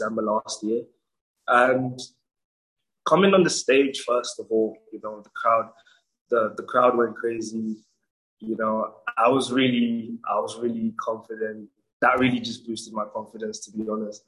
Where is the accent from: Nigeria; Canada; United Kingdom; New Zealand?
Nigeria; my hometown, Nigeria